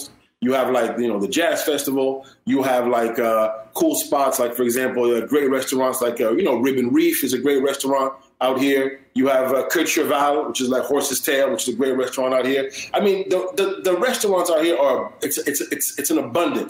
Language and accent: English; Montreal, Quebec, Canada; also born or lived in Haiti (family origin); my family's from Haiti, but I was born in Montreal, raised in Montreal